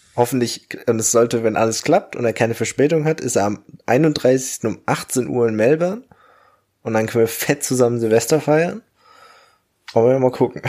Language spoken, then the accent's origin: German; Germany; moved away as an adult; now in Australia; Bei uns in Deutschland